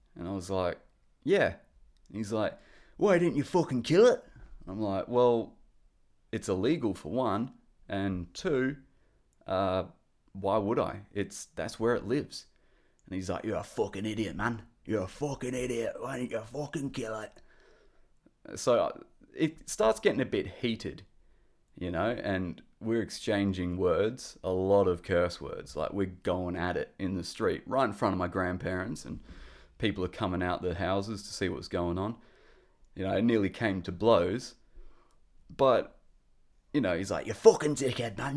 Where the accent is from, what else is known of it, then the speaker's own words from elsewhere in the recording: Perth, Western Australia, Australia; I'm from Perth, which is in Western Australia